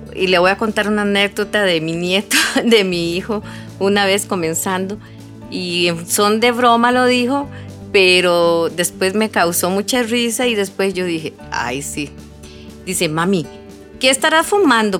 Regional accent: Curridabat, San José, Costa Rica; now in Sarapiquí, Costa Rica; yo nací en Curridabat, pero yo vivo en Sarapiquí

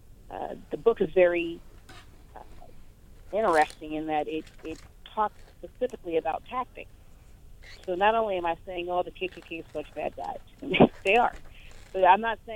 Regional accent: Indianapolis, Indiana, United States; I'm originally from Indianapolis

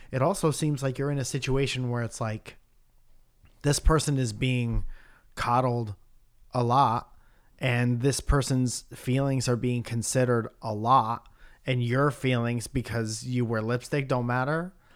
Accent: near Bridgeport, Connecticut, United States; moved away; my hometown in Bridgeport, Connecticut

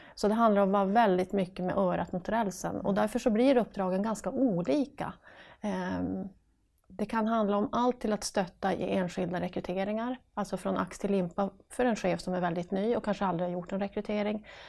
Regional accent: Piteå, Norrbotten County, Sweden; accent: northern; det hörs på dialekten att jag kommer från norr, från Piteå

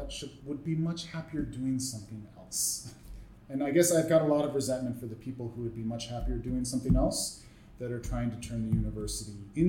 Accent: Milwaukee, Wisconsin, United States; also born or lived in California / South America; now in Toronto, Canada; I'm from Milwaukee, Wisconsin. I'm from the Rust Belt of the United States

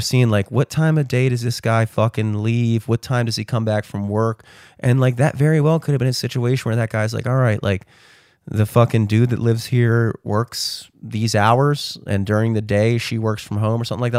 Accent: Towson, Maryland, United States; I'm fucking from Towson

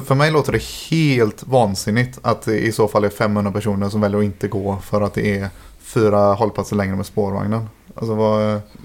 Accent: Gothenburg, Västra Götaland, Sweden; Som att jag är från Hisingen och har flyttat dit nu igen.

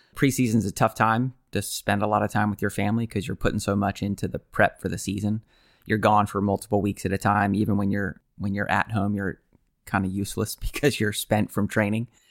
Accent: United States; being American.

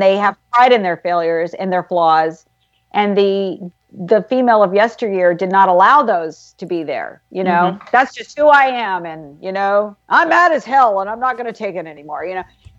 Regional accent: the South, United States; accent: Southern; so that when I went to New York, you know, one of the other things I had to do was get rid of my Southern accent. I had to lose it.

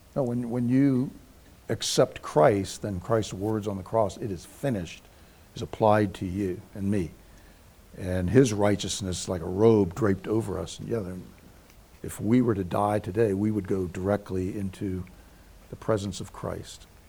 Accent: United States; I grew up in the Virginia, Maryland, D.C. area

